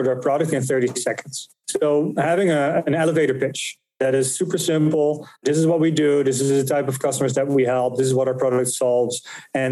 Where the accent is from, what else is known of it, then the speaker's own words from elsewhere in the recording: Netherlands; moved away as an adult; now in United States; I'm from the Netherlands. So I moved from Europe in 2015